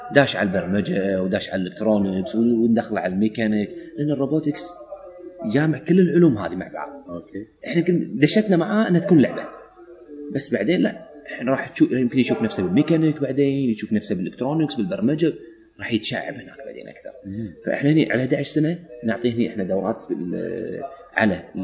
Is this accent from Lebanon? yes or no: no; Kuwait; عندنا في الكويت